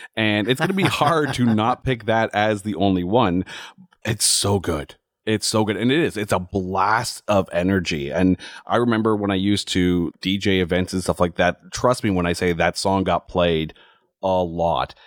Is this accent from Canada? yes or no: yes; Ottawa, Ontario, Canada; my hometown of Ottawa